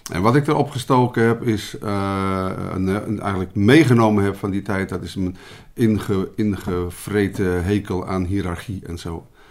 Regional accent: Utrecht, Netherlands; ik ben geboren in Utrecht

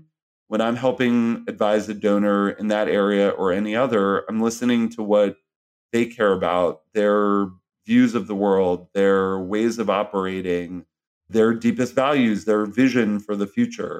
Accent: New York City, New York, United States; I grew up in New York City, Upper West Side of Manhattan

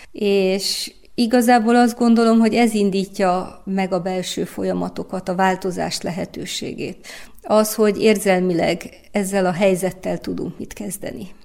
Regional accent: Timișoara, Timiș County, Romania; én egy koszmopolita városba születtem, Temesváron, ahol gyerekkoromban már startból három nyelven tanultam beszélni

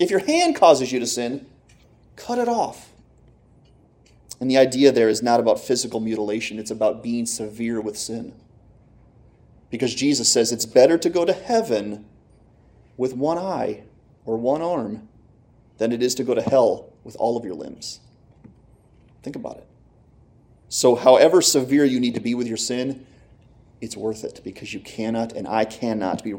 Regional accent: Clarks Summit, Pennsylvania, United States; I'm from Clark Summit

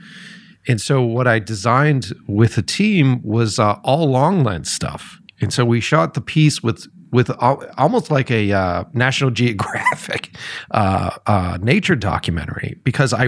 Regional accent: Boston, Massachusetts, United States; moved away; originally I was from Boston

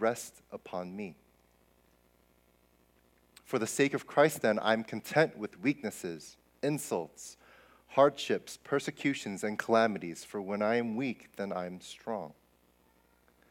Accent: New Jersey, United States; moved away; I grew up in Jersey

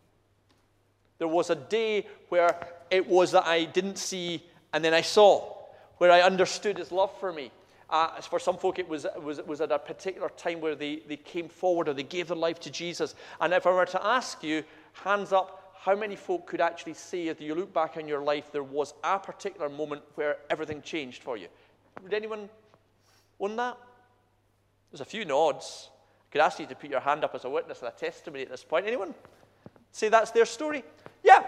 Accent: Scotland, United Kingdom; I'm Scottish.

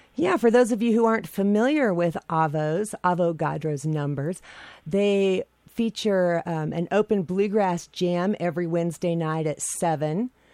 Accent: Idaho, United States; I'm from Idaho

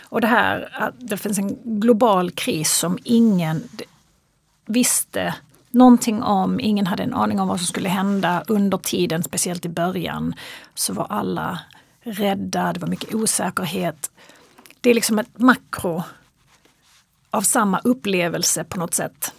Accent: Kristianstad, Skåne, Sweden; moved away as an adult; also born or lived in Los Angeles, United States; now in Stockholm, Sweden; jag är född och uppvuxen i Kristianstad

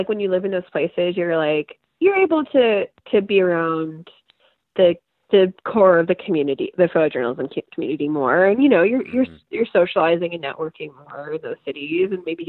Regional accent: Midwest, United States; also born or lived in Ohio; I grew up in the Midwest since sixth grade. I left for a year and I've been back since 2013

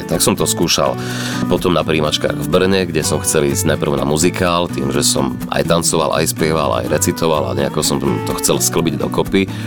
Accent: Michalovce, Košice Region, Slovakia; som z Michaloviec

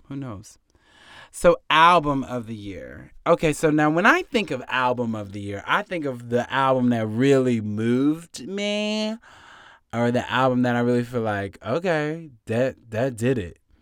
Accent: North Carolina, United States; I'm from North Carolina

